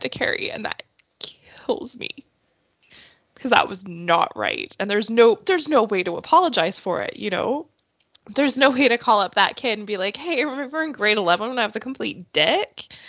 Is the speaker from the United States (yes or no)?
no; Canada; as a Canadian